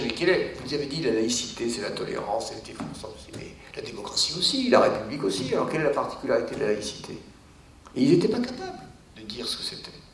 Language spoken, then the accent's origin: French; France; also born or lived in Cergy; moi en tant que français